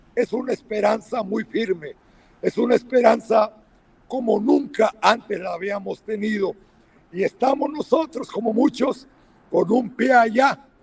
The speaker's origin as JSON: {"language": "Spanish", "country": "Mexico", "moved": "yes", "lives_now": "Washington, United States", "said": "nuestros compatriotas en México"}